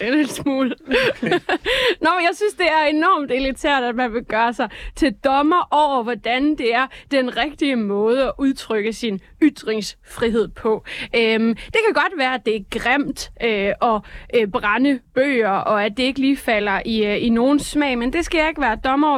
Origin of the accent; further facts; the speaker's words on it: Jutland, Denmark; jeg er jo jyde